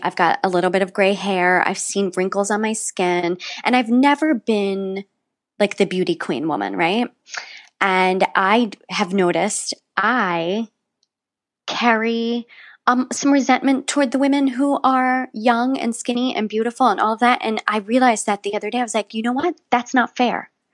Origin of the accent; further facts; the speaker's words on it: West Virginia, United States; I grew up in West Virginia